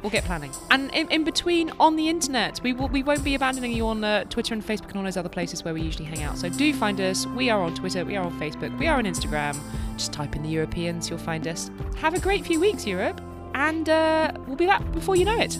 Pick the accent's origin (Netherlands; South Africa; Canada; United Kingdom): United Kingdom; we're British